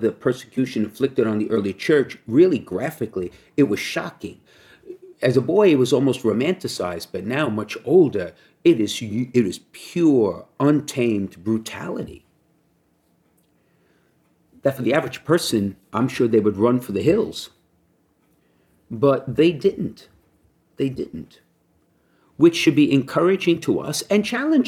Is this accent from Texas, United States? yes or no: no; New York City, New York, United States; I grew up in Brooklyn